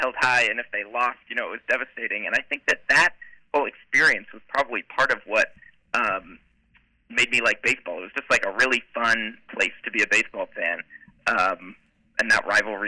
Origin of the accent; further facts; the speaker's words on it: West Hartford, Connecticut, United States; I grew up in West Hartford, Connecticut